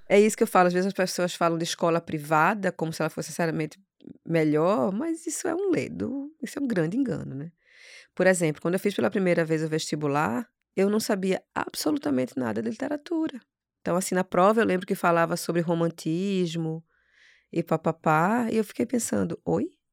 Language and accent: Portuguese; Recife, Pernambuco, Brazil; E eu nasci no Alto José Bonifácio